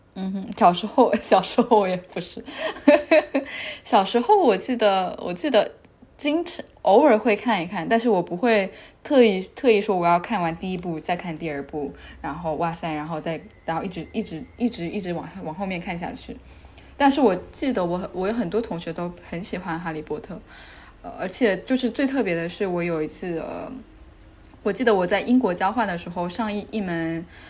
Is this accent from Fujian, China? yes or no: yes; Xiamen, Fujian, China; now in Geneva, Switzerland; 我是福建人，我是福建厦门人。OK。我们那边还会说一个方言叫闽南话